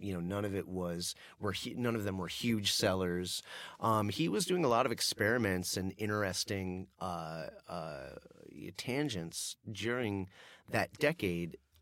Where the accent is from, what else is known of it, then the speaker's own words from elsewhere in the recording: Denver, Colorado, United States; my hometown of Denver